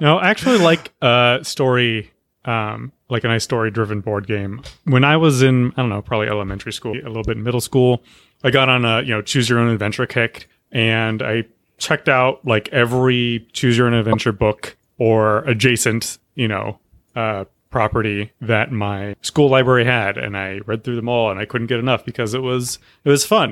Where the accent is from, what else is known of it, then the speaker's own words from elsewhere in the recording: Texas, United States; moved away; growing up in Texas